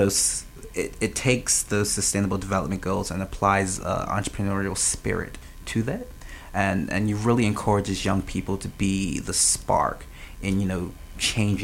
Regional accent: Smith's, Bermuda; moved away as an adult; now in Saint John, Canada; I'm originally from Smith's, Bermuda

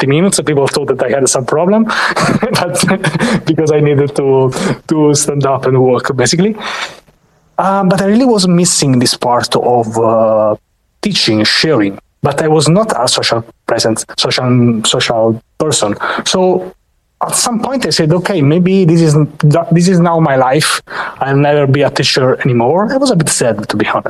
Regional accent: Rome, Lazio, Italy; I am from Rome, Italy

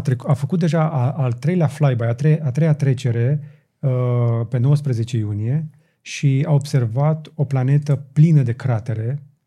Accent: Romania

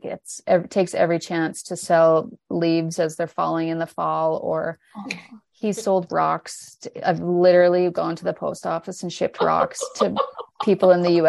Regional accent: Slave Lake, Alberta, Canada; now in Edmonton, Canada; Well, we live both here, obviously, but we're from Slave Lake, Northern.

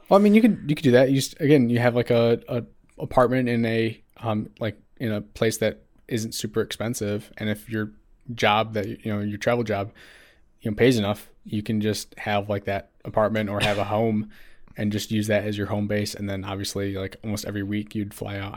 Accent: Midwest, United States; growing up in the Mid-, Midwest

